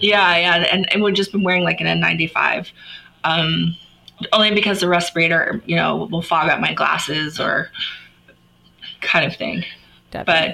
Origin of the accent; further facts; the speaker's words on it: Florida, United States; moved away; I'm from Florida originally.